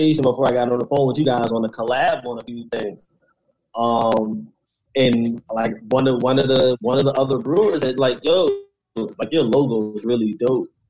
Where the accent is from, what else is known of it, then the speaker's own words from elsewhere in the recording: Philadelphia, Pennsylvania, United States; I was from Philly